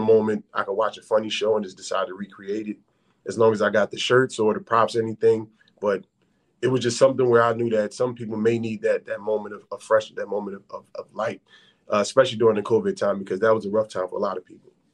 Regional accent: Philadelphia, Pennsylvania, United States; I'm from Philadelphia.

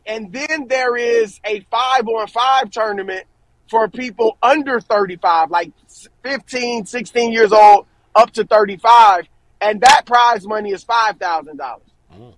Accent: Cleveland, Ohio, United States; moved away; I'm from Cleveland

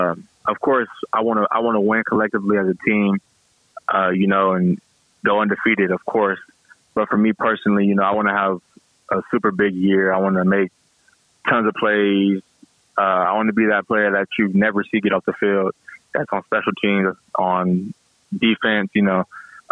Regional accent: Gulfport, Mississippi, United States; also born or lived in San Diego, California; Yeah, I was raised in Mississippi, Gulfport, Biloxi area, Mississippi. And I had moved to San Diego, California, because my dad was in the military.

